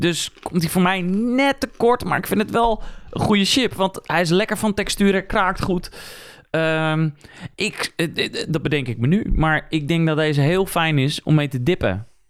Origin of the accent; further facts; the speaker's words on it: Netherlands